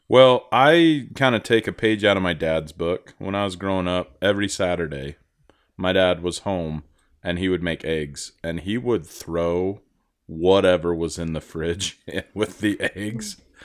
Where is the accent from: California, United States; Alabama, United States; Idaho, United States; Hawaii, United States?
Idaho, United States; I grew up in Idaho